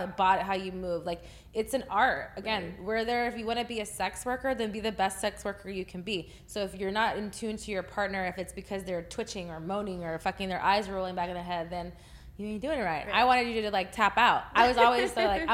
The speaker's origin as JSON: {"language": "English", "region": "Texas", "country": "United States", "said": "I'm from Texas."}